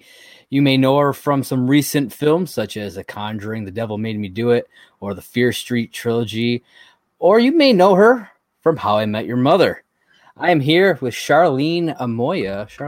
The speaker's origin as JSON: {"language": "English", "town": "Dunkirk", "region": "New York", "country": "United States", "tie": "born or raised there", "also_born_or_lived": "Fredonia", "accent": "Great Lakes", "said": "I was born in Dunkirk, went to school in Fredonia. I worked out in Orchard Park and in Hamburg and stuff like that for quite a while. Yeah, so I lived my whole life out in Western New York."}